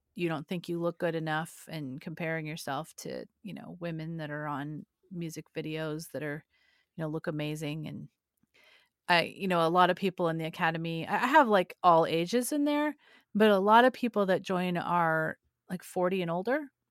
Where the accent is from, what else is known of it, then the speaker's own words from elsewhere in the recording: California, United States; I'm from California